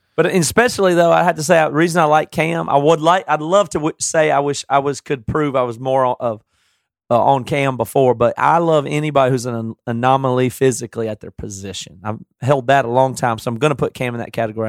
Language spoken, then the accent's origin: English; the South, United States; now in Seattle, United States; I'm from the South. I still talk this way